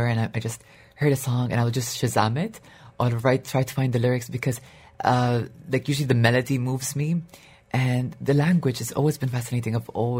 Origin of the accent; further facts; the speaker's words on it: Dubai, United Arab Emirates; I grew up in Dubai